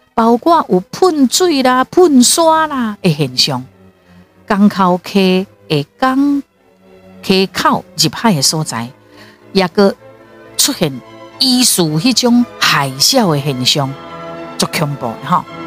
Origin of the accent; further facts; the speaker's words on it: Taiwan; 台湾就是我的故乡，台湾就是我的家